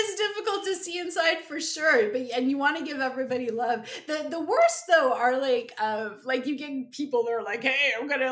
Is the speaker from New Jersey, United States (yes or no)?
yes; central New Jersey, United States; we're from Jersey. So we're in like beautiful central New Jersey